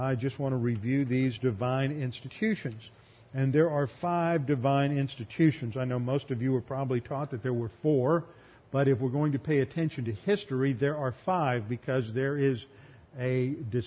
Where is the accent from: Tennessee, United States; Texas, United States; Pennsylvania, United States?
Texas, United States; growing up in Texas